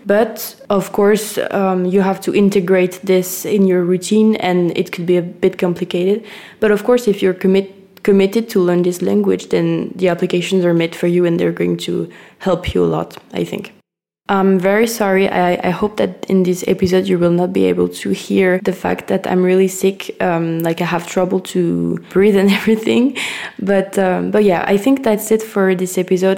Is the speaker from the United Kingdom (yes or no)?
no; France; English is a second language; I'm French